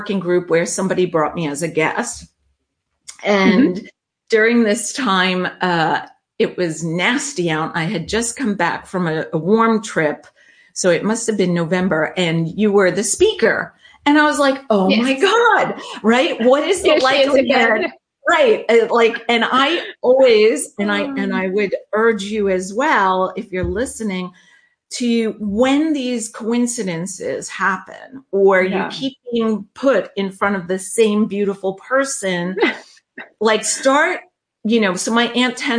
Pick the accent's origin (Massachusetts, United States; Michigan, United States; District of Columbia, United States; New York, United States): New York, United States; accent: New York truck driving accent; I am from New York